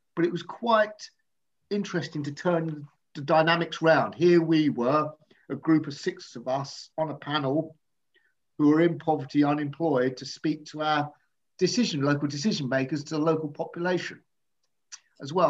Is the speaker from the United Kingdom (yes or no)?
yes; United Kingdom; I'm from South